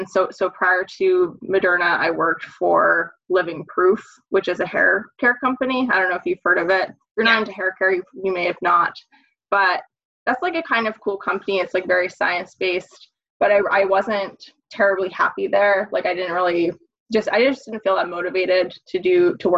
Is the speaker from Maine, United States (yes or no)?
yes; Maine, United States; moved away as an adult; also born or lived in South Carolina / upstate New York; now in Massachusetts, United States; So I'm from Maine originally